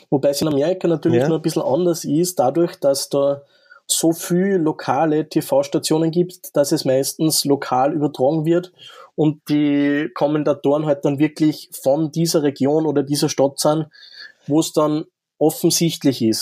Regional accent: Linz, Upper Austria, Austria; ich meine, wir als Linzer, wir, haben, wir spielen ja in der Keine Sorgen Arena.

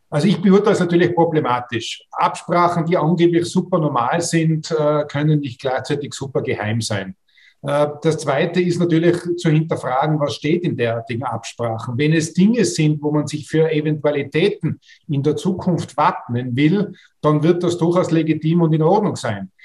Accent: Austria; als Österreicher und Österreicherinnen

